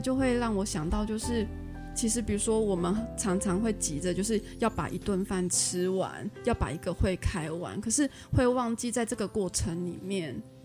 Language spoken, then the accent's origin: Chinese; Taiwan; accent: Taiwanese Mandarin; 我的发音很台湾国语